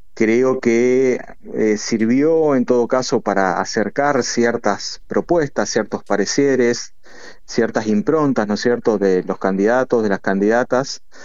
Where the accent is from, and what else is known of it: Argentina